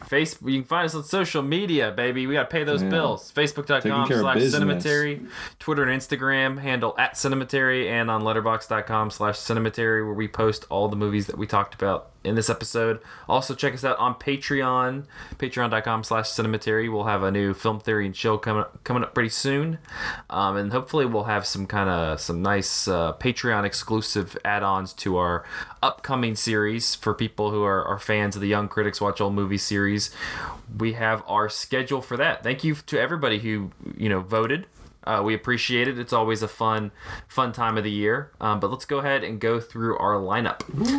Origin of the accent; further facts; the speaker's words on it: the South, United States; I'm really excited to talk about that because we're all from the South.